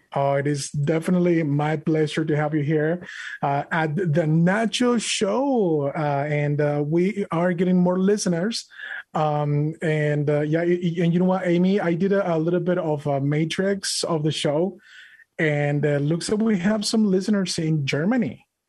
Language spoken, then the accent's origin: English; Monterrey, Nuevo León, Mexico; English is a second language; now in United States; I'm an immigrant from Mexico, from Monterrey, Mexico